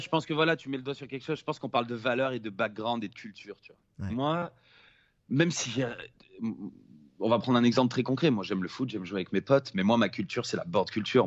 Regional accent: Nice, Provence-Alpes-Côte d'Azur, France; moved away; rentrer à Nice, là d'où je viens, là où je suis né

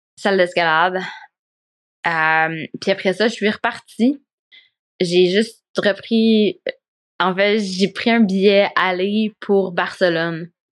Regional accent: Quebec, Canada; moved away as an adult; also born or lived in Spain; quand je suis partie du Québec

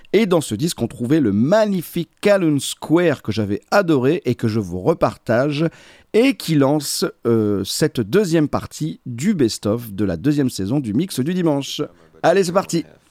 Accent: the Nord, Hauts-de-France, France; je suis du Nord

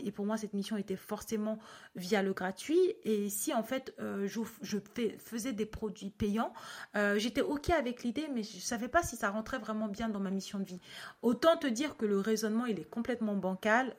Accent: Cameroon; je suis née en Afrique et que du coup, enfin au Cameroun et que dans mon école, ben, il y avait plein

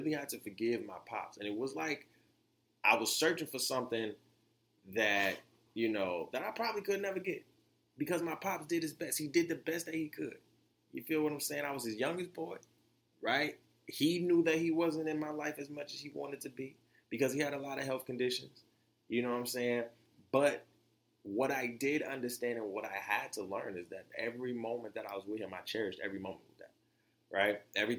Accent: Florida, United States; as y'all know, I'm from Florida, right?

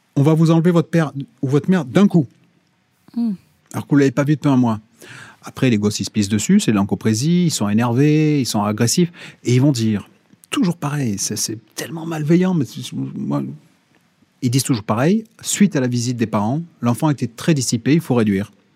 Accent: Corsica, France; Chez moi en Corse

